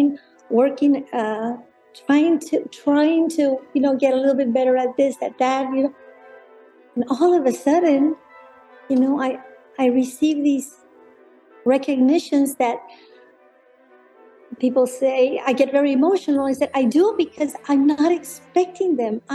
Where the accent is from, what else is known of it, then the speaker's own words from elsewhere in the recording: Monterrey, Nuevo León, Mexico; moved away as an adult; now in San Antonio, United States; I was born and raised in Monterrey, in a place called Monterrey, Nuevo León, Mexico, in a place called San Pedro Garza García